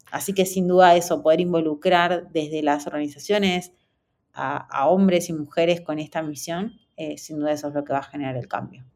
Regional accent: Argentina; Yo soy de Argentina, estudié en una universidad de tecnología en Buenos Aires

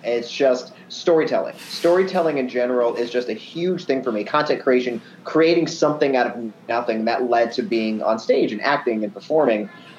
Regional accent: Albuquerque, New Mexico, United States; moved away as an adult; now in Seattle, United States; I am a born and raised in Albuquerque, New Mexico, and I moved out to Seattle about seven, almost 8 years now.

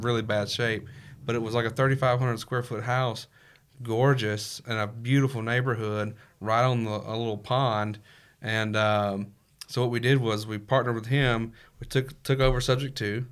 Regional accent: Mississippi, United States; originally from Mississippi

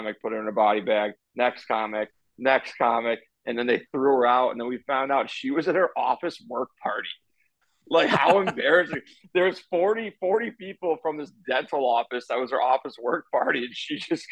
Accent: Chicago, Illinois, United States; I'm from Chicago. I live in Chicago

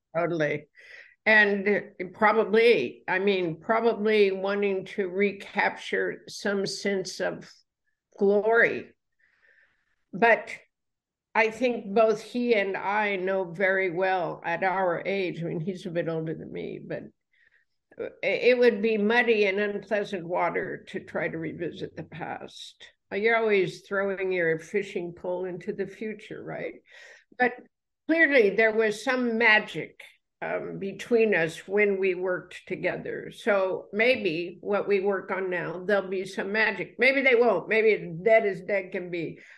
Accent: United States; I'm American.

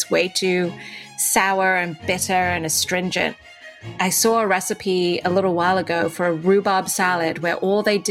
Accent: Dubai, United Arab Emirates; accent: British; moved away; also born or lived in India; I was born in India, but I grew up in Dubai, in the Middle East. And in Dubai, I attended a British-run school, which is why I still have a bit of an accent.

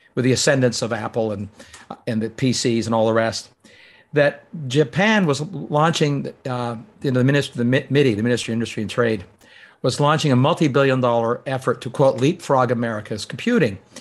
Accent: Canada; moved away; I grew up in Canada

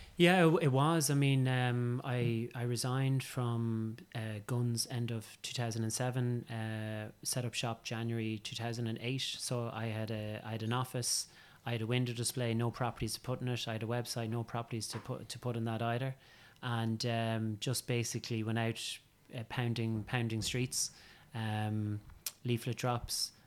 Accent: County Meath, Leinster, Ireland; I'm from County Meath and, um, I'm a tillage farmer's son

